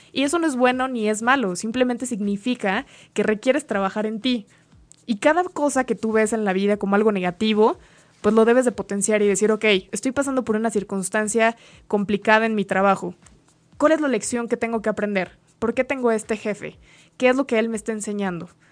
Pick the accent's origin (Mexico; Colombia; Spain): Mexico; como mexicanos